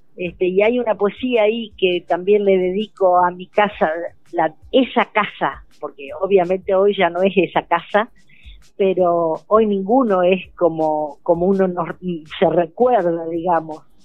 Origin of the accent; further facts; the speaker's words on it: Entre Ríos, Argentina; moved away as an adult; now in Chubut, Argentina; Entre Ríos porque, bueno, es mi tierra natal